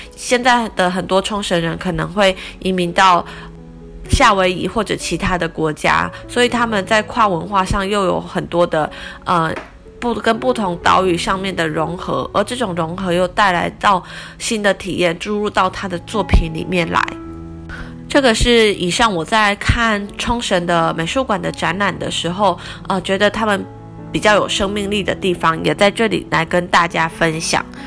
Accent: Taiwan; 他就猜到我们是台湾来的

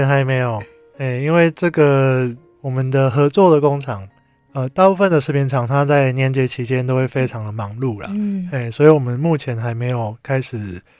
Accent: Taiwan; 那我希望这个东西可以带给。呃，我们台湾人一个新的素食的选择。

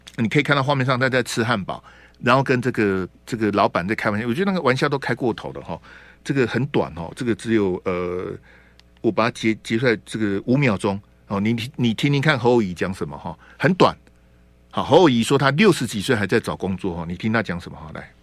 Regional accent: Taiwan

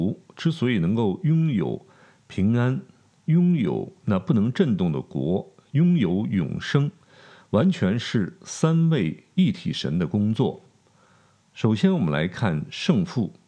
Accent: China; 我们中国人常有一句话叫“平安就是福”，啊，我们追求平安。

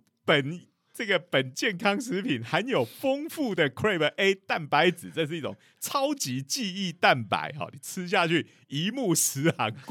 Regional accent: Taiwan; 然后我们台湾人都超信这种啊，这种东西有效

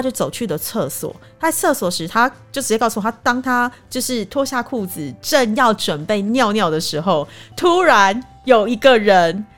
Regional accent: Taiwan; 以我们台湾人讲

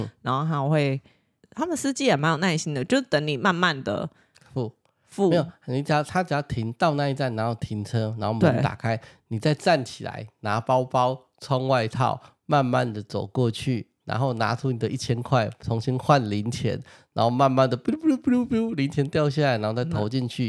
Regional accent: Taiwan; 我是台湾人，

